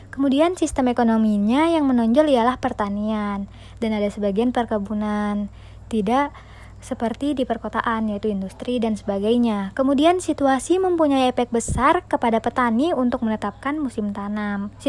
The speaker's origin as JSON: {"language": "Indonesian", "town": "Tanah Grogot", "region": "East Kalimantan", "country": "Indonesia", "said": "Kemudian lanjut membahas mengenai potensi desa di daerah saya. Berlokasi di Tanah Grogot adalah sebuah kecamatan di Kabupaten Pasir, Kalimantan Timur, Indonesia."}